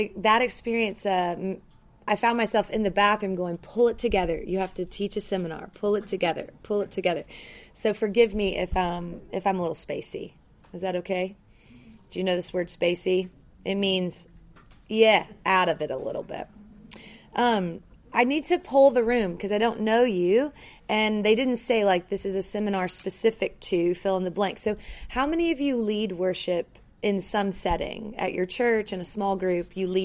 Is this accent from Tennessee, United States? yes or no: yes; Memphis, Tennessee, United States; now in Denver, United States; I'm from Denver, Colorado. I'm not from there. I was born in Memphis, Tennessee